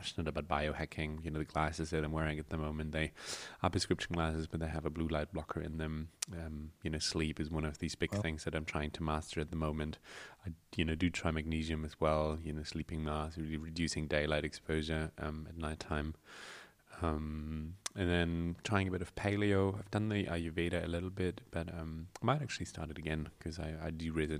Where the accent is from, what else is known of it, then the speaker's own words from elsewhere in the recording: Germany; moved away as an adult; now in New Zealand; I was from Germany, came to New Zealand